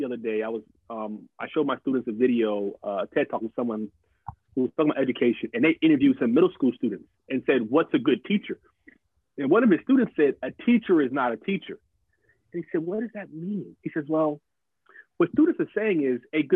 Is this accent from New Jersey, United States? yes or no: yes; New Jersey, United States; moved away as an adult; now in Maryland, United States; I grew up in Jersey